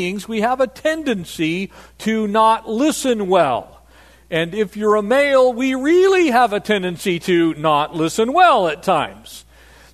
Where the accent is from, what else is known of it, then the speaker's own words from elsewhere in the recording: Poway, California, United States; I grew up in North San Diego County, a little town called Poway